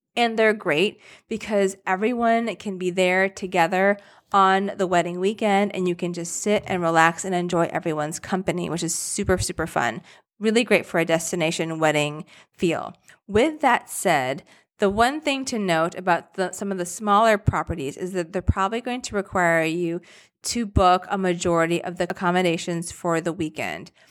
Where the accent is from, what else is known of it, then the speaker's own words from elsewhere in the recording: Rochester, United States; I'm from Rochester